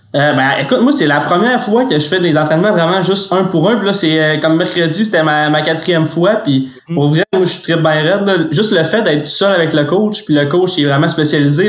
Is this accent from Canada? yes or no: yes; Saguenay, Quebec, Canada; je viens du Saguenay